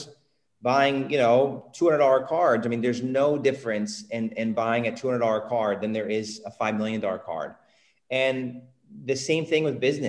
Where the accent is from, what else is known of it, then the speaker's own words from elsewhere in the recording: Indiana, United States; also born or lived in California; now in Puerto Rico; I moved to California from Indiana